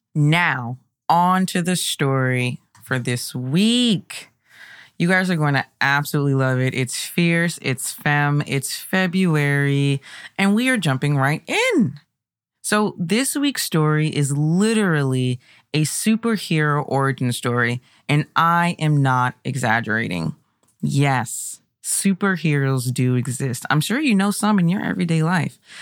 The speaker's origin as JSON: {"language": "English", "region": "Maryland", "country": "United States", "tie": "born or raised there", "said": "my home state. Yes, Marylanders unite"}